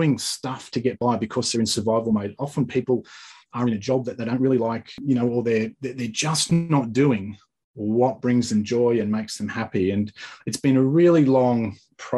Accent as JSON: {"language": "English", "country": "Australia", "also_born_or_lived": "Sunshine Coast, Queensland", "said": "I'm from Australia"}